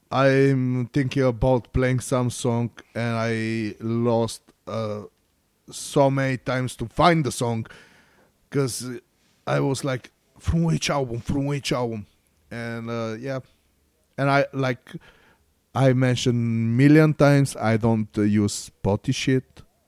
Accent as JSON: {"language": "English", "country": "Bulgaria", "second_language": "English", "said": "I'm from Bulgaria and I barely speak Bulgarian."}